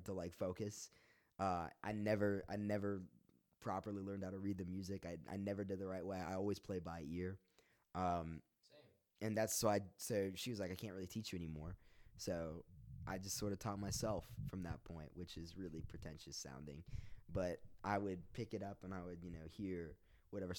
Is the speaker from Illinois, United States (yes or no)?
no; Roanoke, Virginia, United States; also born or lived in Lynchburg, Virginia; I'm from Roanoke, Virginia. 540 represent.